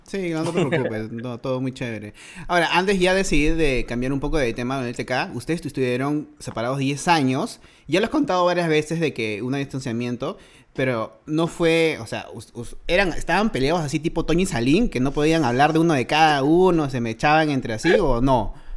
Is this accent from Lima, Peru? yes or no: yes; Lima, Peru; yo soy de Los Olivos